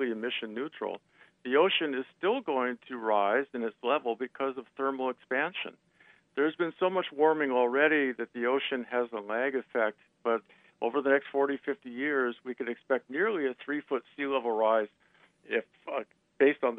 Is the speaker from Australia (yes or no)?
no; Seattle, Washington, United States; I grew up in Seattle.